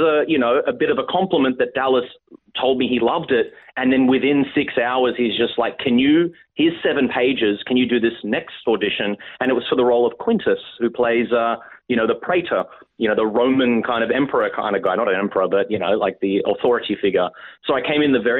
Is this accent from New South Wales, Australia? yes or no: yes; Sydney, New South Wales, Australia; I'm Aussie, born and raised in Sydney, Australia, from a big, fat Greek family